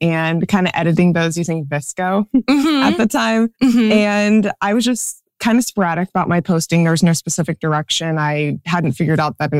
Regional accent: Central Kansas, United States; I am from Central Kansas

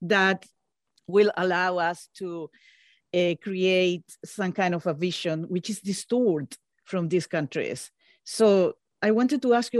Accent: Chile; I grew up in Chile. I just said that I'm from Chile. So I grew up in the dictatorship. I was 5 years old when the coup happened

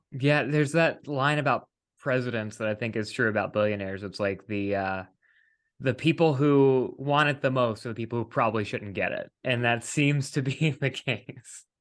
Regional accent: West Virginia, United States; moved away; we're both East Coast people originally. Um, I, I'm from West Virginia

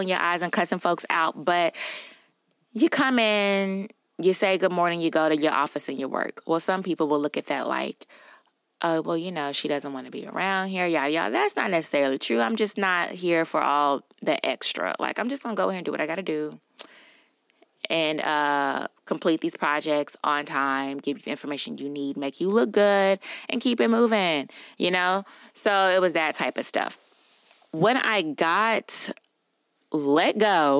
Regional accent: Louisiana, United States; I'm from Louisiana

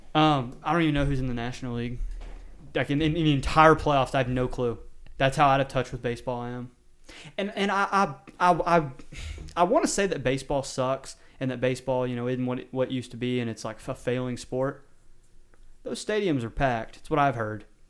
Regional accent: Texas, United States; moved away; I'm from Texas

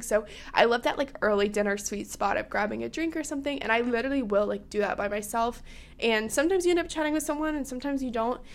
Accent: South Carolina, United States; I'm from South Carolina

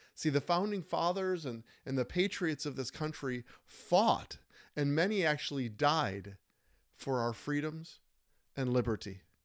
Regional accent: Minnesota, United States; in Minnesota, my home state

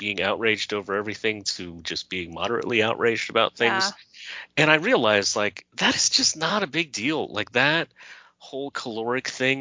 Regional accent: California, United States; I'm from California

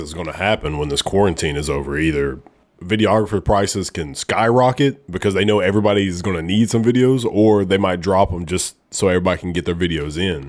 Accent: Oneonta, Alabama, United States; moved away as an adult; now in Memphis, United States; I'm from a small town, Oneonta, Alabama

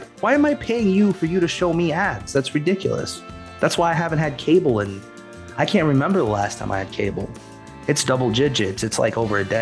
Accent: United States; also born or lived in Japan; I'm American

